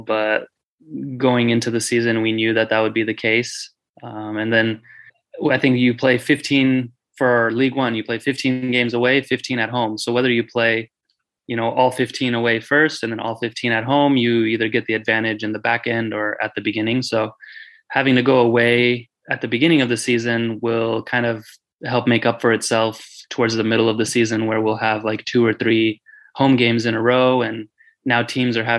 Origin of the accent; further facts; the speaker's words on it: Fresno, California, United States; I grew up playing in Fresno, obviously, when I was a kid